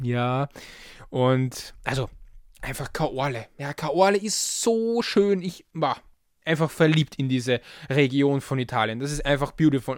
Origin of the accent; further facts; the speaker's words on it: Vienna, Austria; ich als Wiener